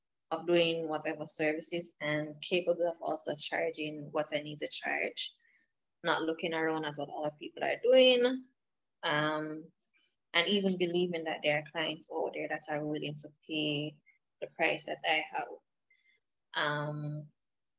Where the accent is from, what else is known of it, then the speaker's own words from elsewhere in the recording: Jamaica; I am from Jamaica, so I'm not in the US.